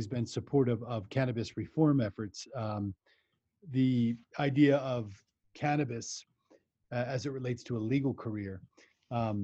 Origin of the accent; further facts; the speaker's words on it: southern New Jersey, United States; now in Colorado, United States; I grew up in New Jersey, southern New Jersey, and I live in Colorado